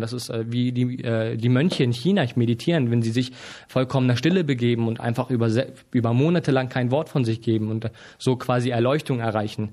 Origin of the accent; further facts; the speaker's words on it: Hamburg, Germany; bin aber in Deutschland geboren und aufgewachsen und lebe jetzt schon seit 23 Jahren hier